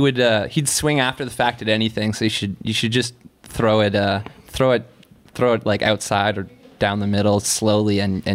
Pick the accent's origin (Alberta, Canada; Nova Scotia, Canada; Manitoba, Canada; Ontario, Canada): Nova Scotia, Canada; Hubley; So I'm from Hubli